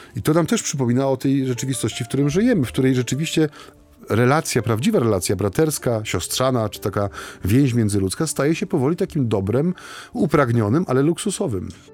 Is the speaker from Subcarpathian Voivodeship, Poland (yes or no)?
no; Silesian Voivodeship, Poland; U nas na Śląsku